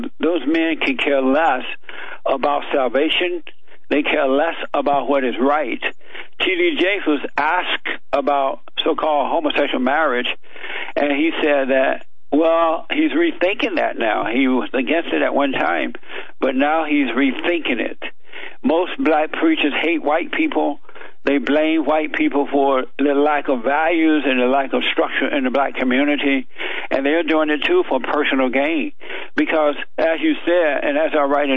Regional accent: Alabama, United States; I grew up down in Alabama on a plantation

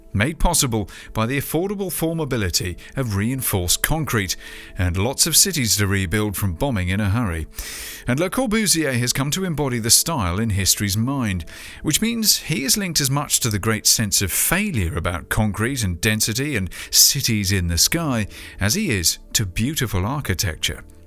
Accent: United Kingdom; in my home country, the land-addicted U K.

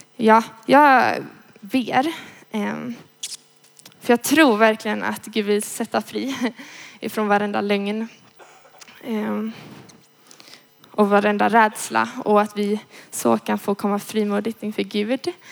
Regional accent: Gothenburg, Västra Götaland, Sweden; jag kommer från Göteborg, eh, är 20 år

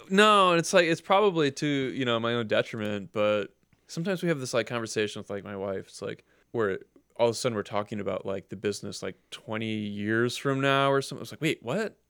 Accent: Cleveland, Ohio, United States; I grew up in Cleveland. I've always lived in Cleveland.

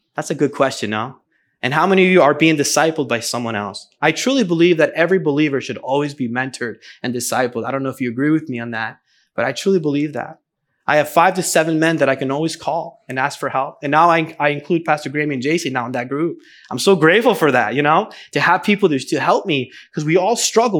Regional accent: New Jersey, United States; also born or lived in Venezuela; the church that I grew up going to in New Jersey

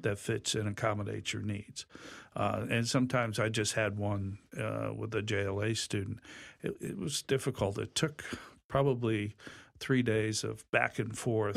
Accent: Hartford, Connecticut, United States; moved away as an adult; also born or lived in Long Island, New York / Rochester, New York; born in Hartford many, many years ago.

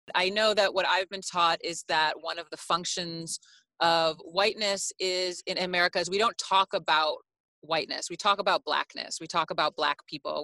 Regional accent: Chicago, Illinois, United States; I'm Greek. I'm American. I'm from Chicago

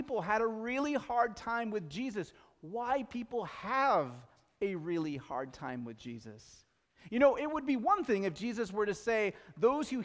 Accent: Pacific Northwest, United States; We're from the Pacific Northwest.

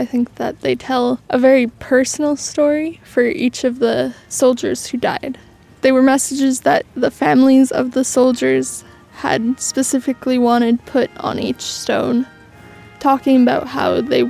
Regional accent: Strathmore, Alberta, Canada; I'm from Strathmore, Alberta.

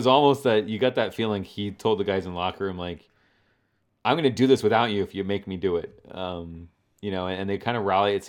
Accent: Colorado, United States; I just want to point out that we're both transplants from Colorado, and I've lived here just as long as he has.

